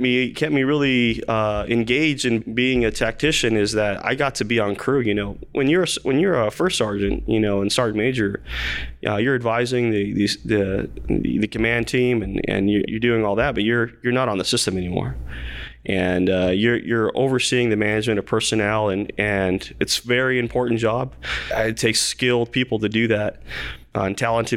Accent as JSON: {"language": "English", "town": "Las Cruces", "region": "New Mexico", "country": "United States", "also_born_or_lived": "Fort Bliss, Texas / Fort Sill / Germany / Korea", "moved": "as an adult", "said": "originally from Las Cruces, New Mexico"}